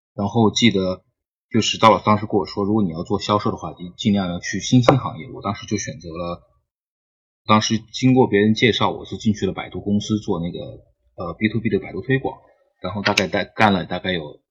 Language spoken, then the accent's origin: Chinese; Jiangxi, China; now in Shenzhen, China; 我是江西人，我是二零一二年毕业的。然后呢，一直在深圳工作